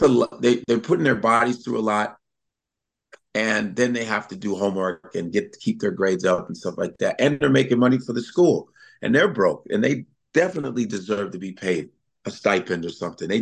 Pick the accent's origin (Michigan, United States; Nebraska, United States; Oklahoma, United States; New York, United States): Nebraska, United States; born there; My sister, my brother, I was born in Nebraska.